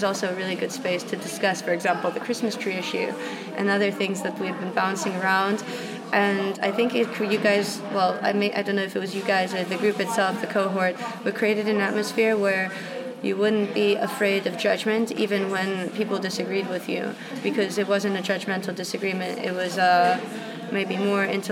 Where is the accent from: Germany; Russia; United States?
Russia; moved away; I was brought up in Russia